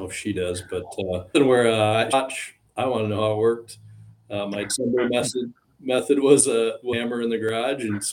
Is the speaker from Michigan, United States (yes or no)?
yes; West Michigan, United States; born and raised in West Michigan